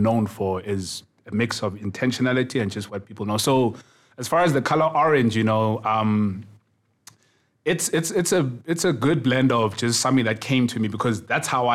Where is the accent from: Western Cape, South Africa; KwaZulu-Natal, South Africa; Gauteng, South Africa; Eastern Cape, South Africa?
KwaZulu-Natal, South Africa; Kokstad; also born or lived in Durban; I was coming from Kokstad